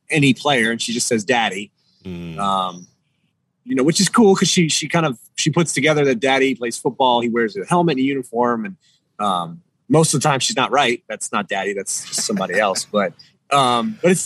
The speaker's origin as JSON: {"language": "English", "region": "East Coast", "country": "United States", "also_born_or_lived": "Maryland / Tampa, Florida", "moved": "as an adult", "lives_now": "Minnesota, United States", "said": "being from the East Coast"}